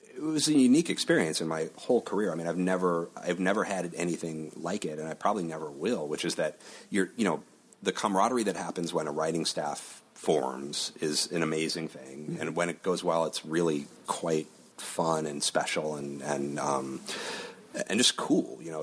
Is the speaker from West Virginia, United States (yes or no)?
no; Chicago, Illinois, United States; moved away as an adult; also born or lived in Los Angeles; I'm from Chicago and the Midwest